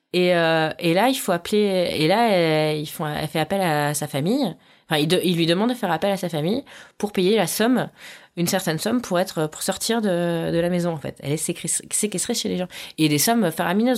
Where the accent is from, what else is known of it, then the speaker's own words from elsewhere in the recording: France; je suis française